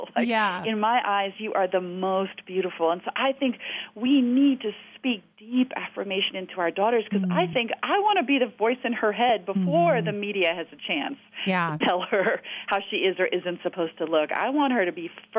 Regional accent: South Africa; I grew up in South Africa.

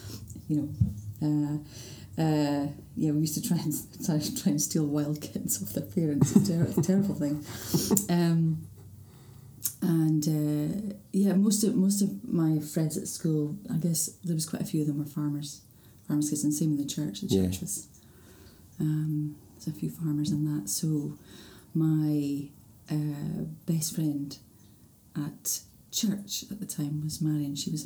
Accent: Orkney, Scotland, United Kingdom; born or raised there

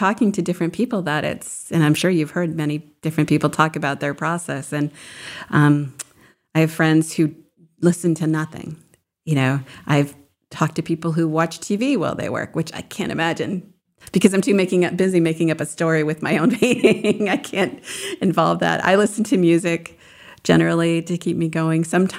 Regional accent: New Hampshire, United States; I remember they took us, we lived in central New Hamps

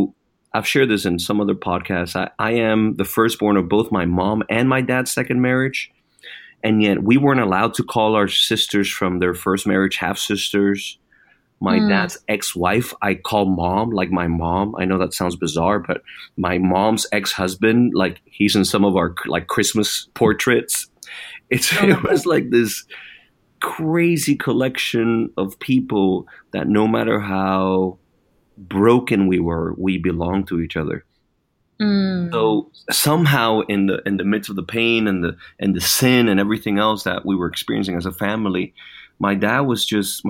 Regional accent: Puerto Rico; moved away; I was born and raised in Puerto Rico

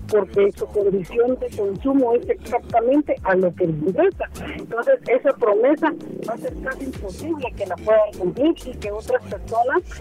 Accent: Guatemala; nosotros como guatemaltecos

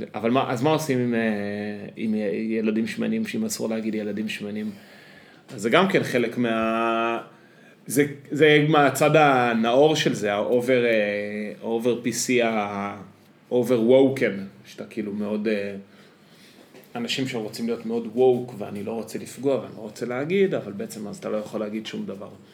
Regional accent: Israel; אני בתור קיבוצניק

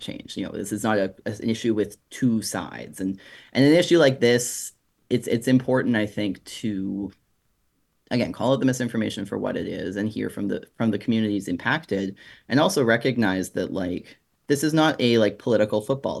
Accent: Springbrook, Alberta, Canada; moved away as an adult; also born or lived in Red Deer, Alberta / Calgary, Alberta; now in Vancouver, Canada; I grew up just outside of Red Deer, actually, in, in Springbrook

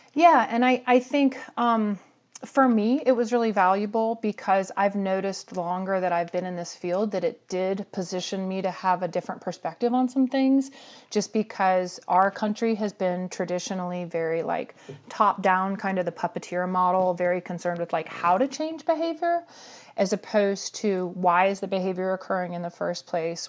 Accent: Atlanta, Georgia, United States; I grew up in Atlanta in the seventies

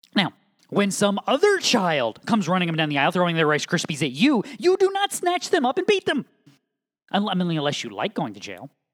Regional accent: New England, United States; moved away as an adult; also born or lived in Southeastern United States; now in Midwest, United States; I was born and raised in New England

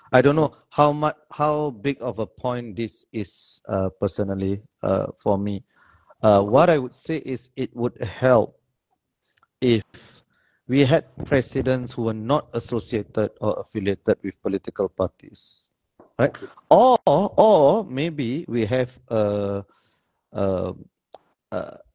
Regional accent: Singapore; I grew up as an in Simei. Yeah. So I grew up there

